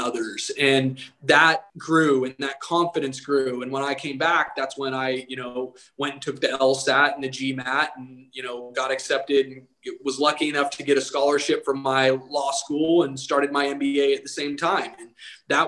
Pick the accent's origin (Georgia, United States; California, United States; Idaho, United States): Idaho, United States; Eagle; moved away as an adult; I'm from Eagle, Idaho. And when I was living in Eagle, there was like one red light.